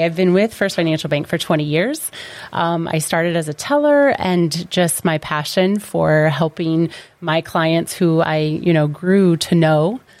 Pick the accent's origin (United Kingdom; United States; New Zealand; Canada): United States; Middle Point, Ohio; from Middle Point, Ohio.